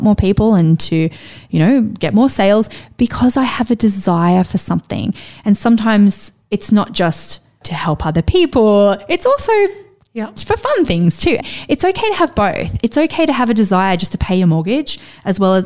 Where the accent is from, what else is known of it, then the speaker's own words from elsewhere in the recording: Central Coast, New South Wales, Australia; I grew up on the Central Coast. I grew up with a single mom in housing commission